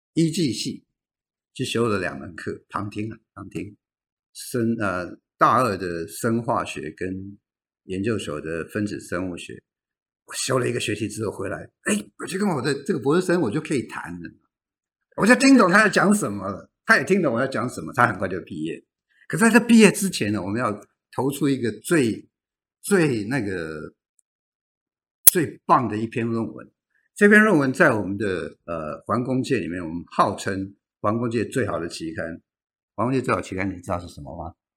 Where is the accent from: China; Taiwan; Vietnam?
Taiwan; Tamsui, New Taipei; 我的家乡在淡水，淡水旁边有一个北投